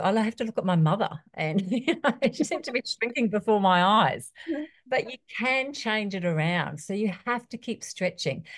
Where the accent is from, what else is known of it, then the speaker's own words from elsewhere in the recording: New Zealand; moved away; also born or lived in Australia; I was born in New Zealand, I lived in Australia for years